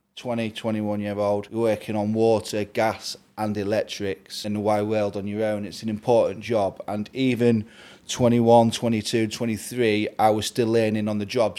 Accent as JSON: {"language": "English", "town": "Grimsby", "region": "Yorkshire and the Humber", "country": "United Kingdom", "said": "I'm from Grimsby in the northeast"}